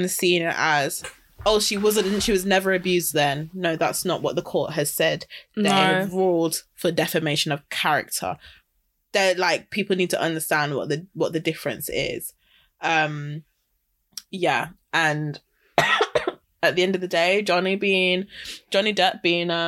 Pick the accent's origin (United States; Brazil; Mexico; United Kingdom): United Kingdom; Wolverhampton, West Midlands; I'm from Wolverhampton